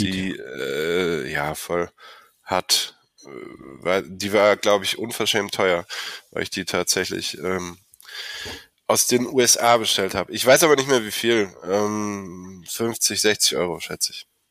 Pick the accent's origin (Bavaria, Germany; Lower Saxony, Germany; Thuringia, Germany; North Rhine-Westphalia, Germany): North Rhine-Westphalia, Germany; Olpe; ich komm nicht direkt aus Köln, ich komm aus Olpe